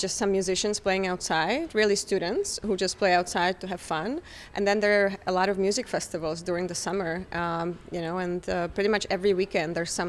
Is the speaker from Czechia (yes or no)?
yes; Brno, South Moravian Region, Czechia; now in New York, United States; Right, my hometown.